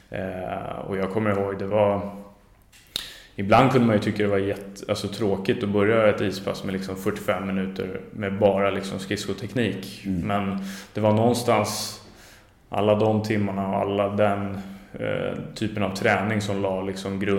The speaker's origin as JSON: {"language": "Swedish", "town": "Stockholm", "region": "Stockholm County", "country": "Sweden", "tie": "born or raised there", "said": "jag är född och uppvuxen i Djurgården"}